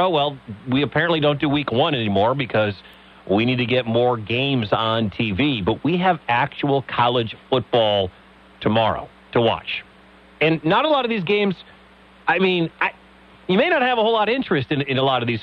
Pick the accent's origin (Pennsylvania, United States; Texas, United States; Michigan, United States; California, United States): Michigan, United States; also born or lived in Wisconsin; now in Iowa, United States; I grew up in Big Ten country. I'm from the state of Michigan. I spent a lot of time in Wisconsin, here in Iowa.